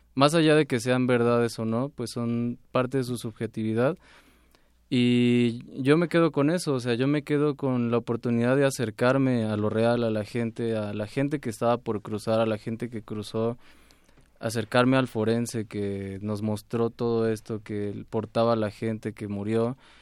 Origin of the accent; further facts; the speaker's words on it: Mexico; como mexicanos